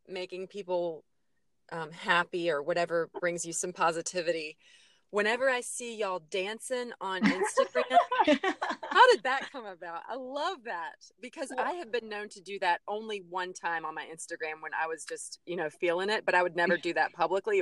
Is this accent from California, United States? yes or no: no; North Carolina, United States; I'm from North Carolina, so we say y'all